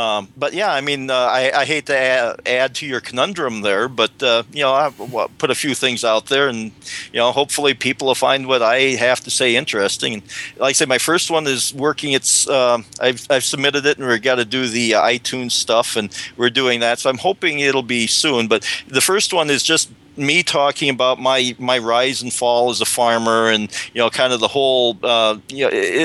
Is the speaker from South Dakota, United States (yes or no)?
yes; South Dakota, United States; I grew up in South Dakota during the 60s